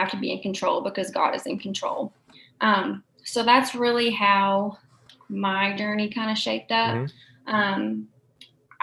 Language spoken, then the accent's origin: English; Murray, Kentucky, United States; born and raised in Murray, went to the Murray City Schools, went to Murray State